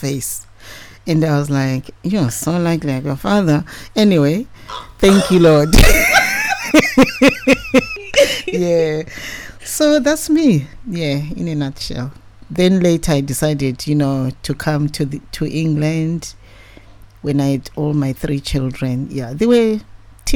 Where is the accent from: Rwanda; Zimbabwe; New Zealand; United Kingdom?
Zimbabwe; Bulawayo; also born or lived in Harare, Zimbabwe; I was born and bred in Bulwe, Zimbabwe